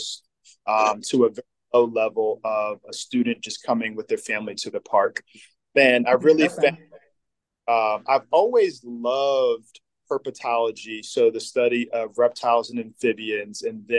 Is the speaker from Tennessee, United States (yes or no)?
no; Neptune, New Jersey, United States; moved away as an adult; also born or lived in Richmond, Virginia / Lynchburg, Virginia; now in Virginia, United States; I was born and raised in New Jersey